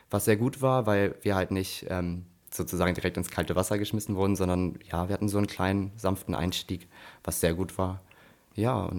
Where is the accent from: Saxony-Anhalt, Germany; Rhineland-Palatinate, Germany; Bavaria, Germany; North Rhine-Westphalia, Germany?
Rhineland-Palatinate, Germany; Koblenz; also ich komme {S2} ja aus Koblenz, demnach ähm, war das natürlich klar, dass ich in Koblenz auf jeden Fall bleiben will.